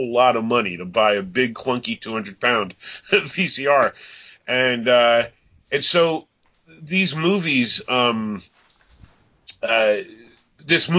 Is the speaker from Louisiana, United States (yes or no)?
no; upstate New York, United States; I grew up in New York, and in upstate New York